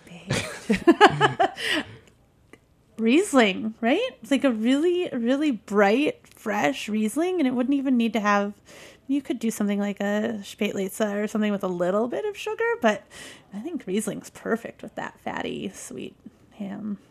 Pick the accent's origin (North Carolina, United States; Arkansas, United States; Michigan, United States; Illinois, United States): Michigan, United States; I grew up in Michigan